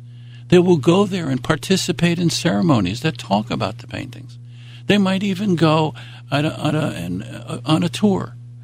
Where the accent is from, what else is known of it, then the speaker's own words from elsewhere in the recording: New York, United States; and I'm a New Yorker for the most part. I mean, I've been around because I'm an Army brat.